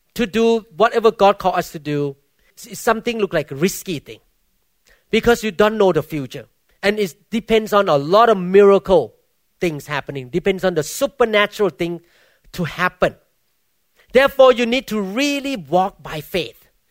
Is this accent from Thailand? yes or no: yes; Thailand; English is a second language; now in United States; I came from Baptist background in Thailand